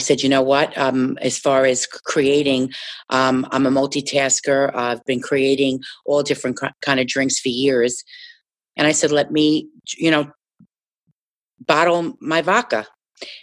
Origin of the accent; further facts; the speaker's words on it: Jersey City, New Jersey, United States; when I grew up in Jersey City